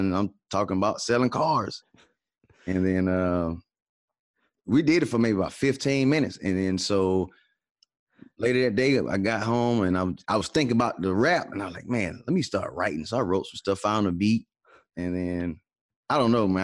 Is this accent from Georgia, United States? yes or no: yes; Atlanta, Georgia, United States; now in Dallas, United States; I'm from Atlanta